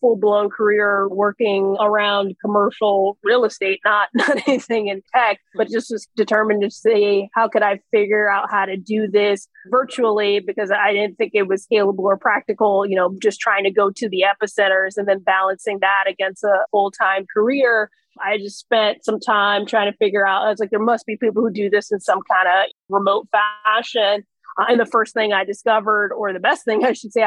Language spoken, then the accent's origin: English; Ocala, Florida, United States; moved away as an adult; also born or lived in London; now in South Florida, United States; I was born in Ocala, Florida, which is horse country in the middle of nowhere in Florida. So I'm a native Floridian